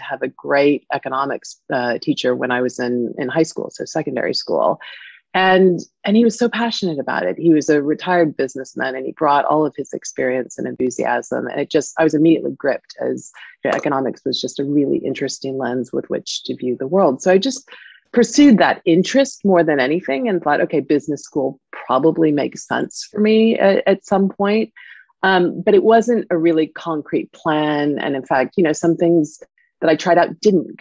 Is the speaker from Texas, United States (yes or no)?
no; California, United States; moved away as an adult; also born or lived in Paris, France; now in London, United Kingdom; I grew up in California